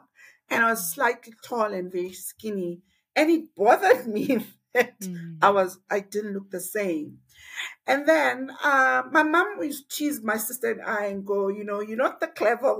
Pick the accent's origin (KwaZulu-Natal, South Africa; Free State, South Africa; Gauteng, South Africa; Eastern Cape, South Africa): Eastern Cape, South Africa; Alice; I was born in a little town called Ellis.